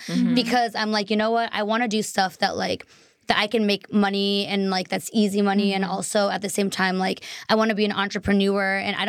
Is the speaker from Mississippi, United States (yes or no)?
no; Boston, Massachusetts, United States; moved away; also born or lived in Taiwan; I'm originally from Boston.